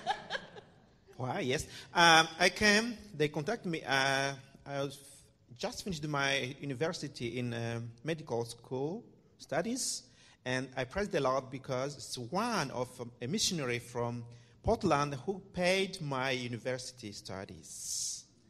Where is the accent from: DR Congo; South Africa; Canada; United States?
DR Congo; moved away; also born or lived in Côte d'Ivoire; I'm from the Democratic Republic of the Congo